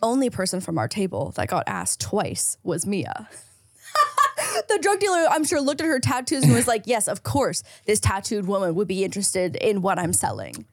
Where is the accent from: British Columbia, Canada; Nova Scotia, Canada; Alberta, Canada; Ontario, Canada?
Ontario, Canada; St. Catharines; now in Los Angeles, United States; I have an hour, hour and a half drive to get to my hometown in Saint Catharines